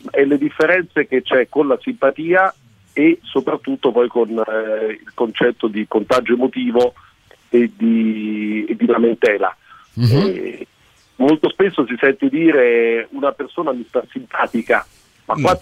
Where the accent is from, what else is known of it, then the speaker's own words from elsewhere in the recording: Germany; dico da tedesco, quindi per me ha un doppio valore questa... eh, questa, questa, giornata